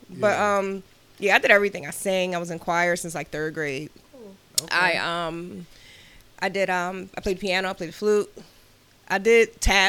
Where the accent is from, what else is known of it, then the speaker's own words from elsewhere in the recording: Philadelphia, Pennsylvania, United States; I am a Philly girl. I'm from Uptown, born and raised in Philly.